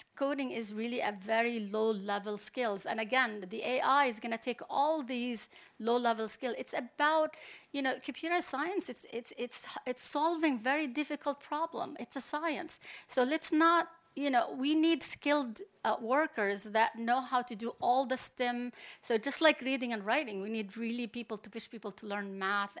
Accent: Palestine; also born or lived in New York, United States; now in Abu Dhabi, United Arab Emirates; I'm Palestinian, but I'm a professor of computer science at N Y U New York

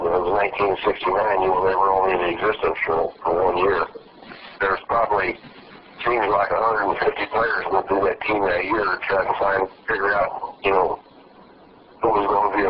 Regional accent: Fort Worth, Texas, United States; I'm from the Fort Worth area.

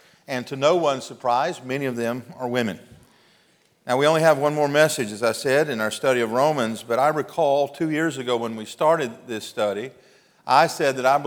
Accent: Mississippi, United States; I'm from Mississippi

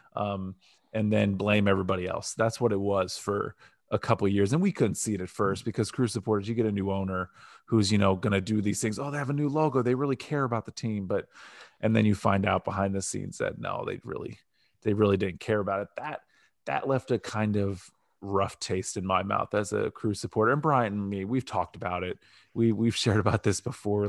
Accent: Northeast Ohio, United States; I grew up in Northeast Ohio. My whole family's from Cleveland

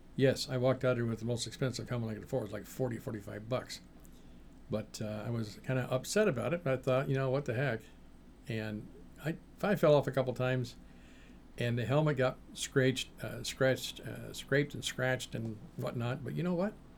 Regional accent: Seattle, Washington, United States; back when I was a kid in the Seattle area

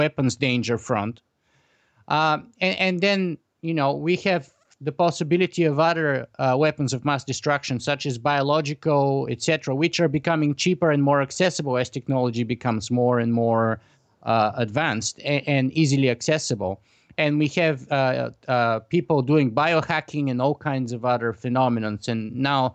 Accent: Bulgaria; grew up in the Eastern Bloc in Bulgaria

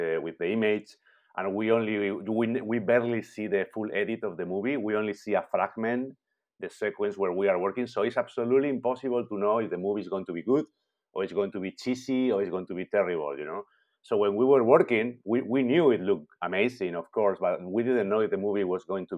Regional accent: Spain; moved away as an adult; also born or lived in London / Vancouver; now in Montreal, Canada; I'm from Spain

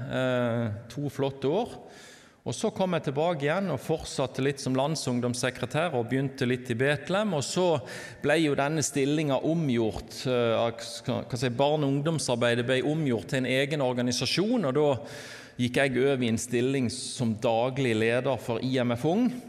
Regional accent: Lyngdal, Agder, Norway; accent: Southern Norwegian; now in Bergen, Norway; Men jeg tror dere hører at jeg er sørlending, kom fra Lyngdal. Men har bodd egentlig i bergensområdet siden 97

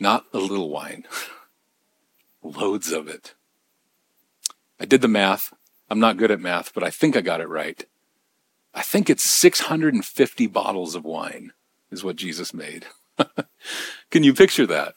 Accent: Bellingham, Washington, United States; now in Nashville, United States; my hometown, I mean, Bellingham

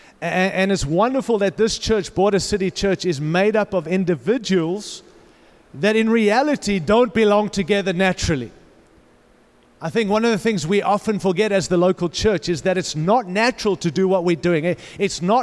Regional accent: Australia; accent: Australian; moved away as an adult; also born or lived in Africa / California; now in Denver, United States; I was born in Africa, raised in Australia, lived in California

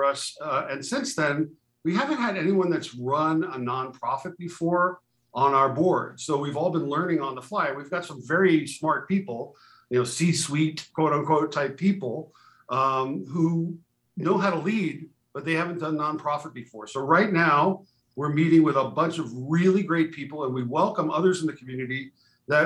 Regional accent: New York, United States; now in Utah, United States; I grew up in New York in the public schools.

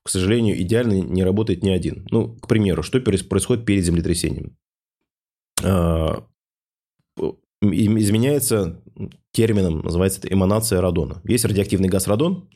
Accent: Ufa, Bashkortostan, Russia; в городе Уфа, откуда я родом

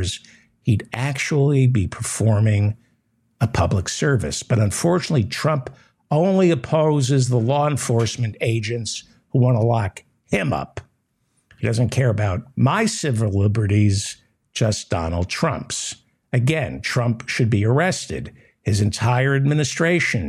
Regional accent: New York City, New York, United States; I was raised in New York City

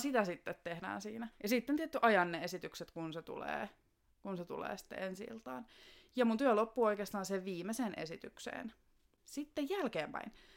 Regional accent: Joutsa, Central Finland, Finland; moved away as an adult; now in Helsinki, Finland; mä tuun Joutsasta, joka on semmoinen pikkuinen kunta tuolla Keski-Suomessa. Alun perin siis sieltä, mutta on 2006 vuodesta asti asunut Helsingissä.

